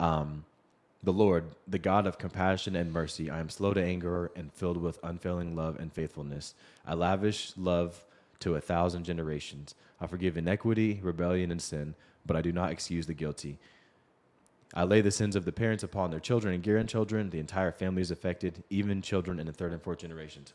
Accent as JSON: {"language": "English", "town": "Seattle", "region": "Washington", "country": "United States", "tie": "born or raised there", "moved": "yes", "said": "I grew up in Seattle"}